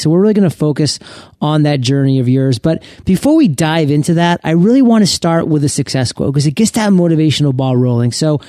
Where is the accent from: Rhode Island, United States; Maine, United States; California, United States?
Maine, United States; I'm actually born and raised in Maine.